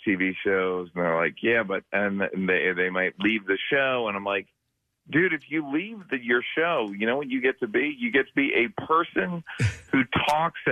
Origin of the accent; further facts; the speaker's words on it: Wayne, Pennsylvania, United States; moved away; also born or lived in Villanova, Pennsylvania / Philadelphia; we grew up in Wayne, like a lot of my brothers and sisters, like we lived in Wayne and Villanova